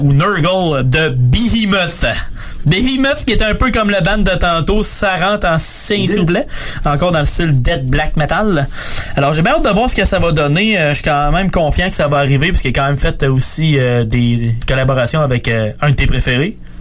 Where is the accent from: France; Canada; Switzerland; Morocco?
Canada; Moi, je suis Canadien